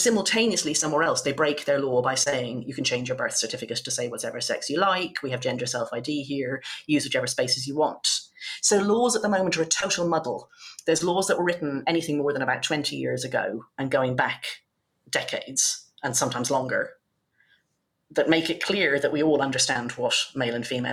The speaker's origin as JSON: {"language": "English", "country": "Ireland", "tie": "born or raised there", "moved": "yes", "lives_now": "United Kingdom", "said": "my home country, Ireland"}